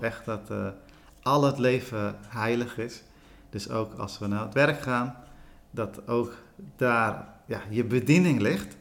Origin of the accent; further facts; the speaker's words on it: Sri Lanka; now in Netherlands; ik ben in Sri Lanka geboren